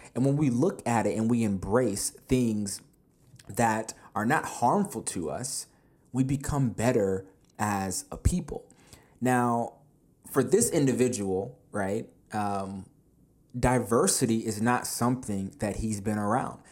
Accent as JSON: {"language": "English", "country": "United States", "tie": "born or raised there", "said": "I was born here in America as well"}